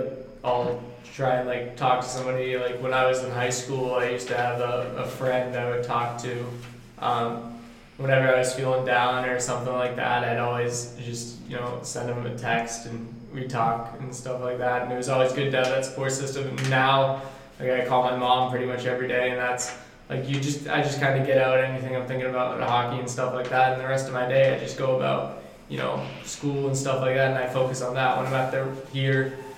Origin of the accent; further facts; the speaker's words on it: Massachusetts, United States; I'm from Massachusetts